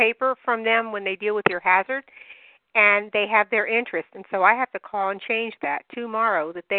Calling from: Maryland, United States; from Maryland

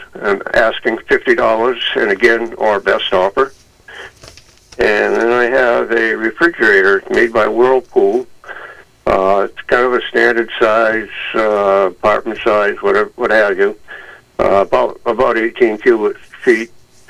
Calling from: Rumford, Maine, United States; I'm calling from Rumford

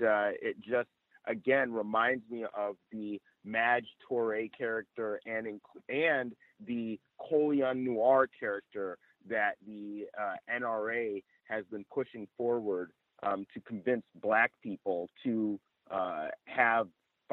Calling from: Chino Hills, California, United States; I'm reporting from Chino Hills, California.

